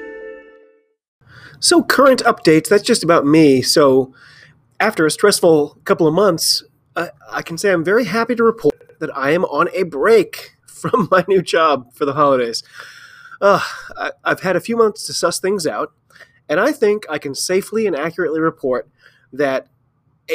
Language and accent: English; United States; I'm an American